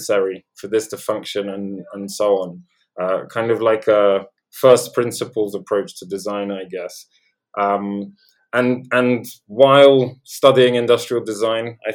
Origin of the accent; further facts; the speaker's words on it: London, United Kingdom; accent: Londoner; also born or lived in Poland; I was born in Poland and grew up in Poland until the age of 7, and then moved to London. And that's why I sound like a Londoner.